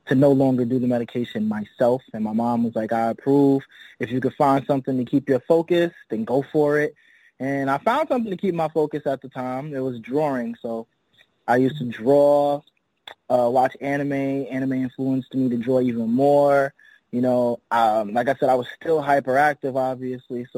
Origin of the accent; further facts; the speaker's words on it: Mount Vernon, New York, United States; I'm from Mount Vernon, New York, right? Which is literally the edge of the Bronx